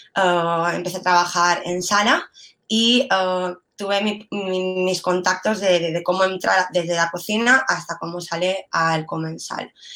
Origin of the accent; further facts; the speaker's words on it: Mallorca, Balearic Islands, Spain; yo soy mallorquina